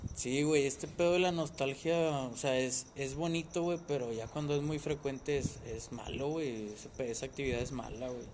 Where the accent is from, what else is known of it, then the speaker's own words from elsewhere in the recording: Mexico; como todo mexicano